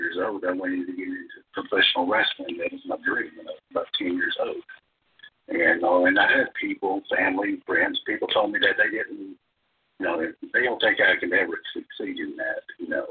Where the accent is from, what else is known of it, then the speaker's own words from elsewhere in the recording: Eastern Kentucky, United States; I lived in Eastern Kentucky